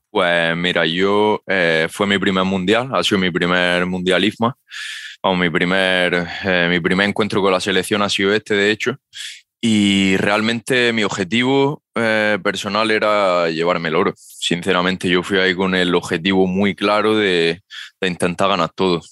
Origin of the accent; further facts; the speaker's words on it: Almería, Andalusia, Spain; aquí en mi tierra, en Almería